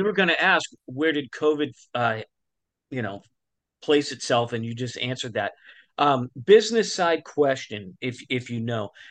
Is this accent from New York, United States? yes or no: no; Tulsa, Oklahoma, United States; we're from Tulsa